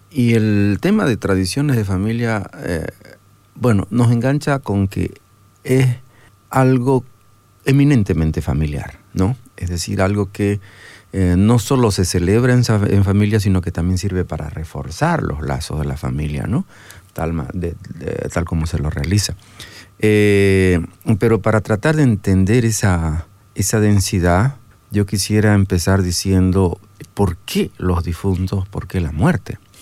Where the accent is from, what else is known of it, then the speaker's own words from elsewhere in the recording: Santa Cruz de la Sierra, Santa Cruz, Bolivia; yo soy de Santa Cruz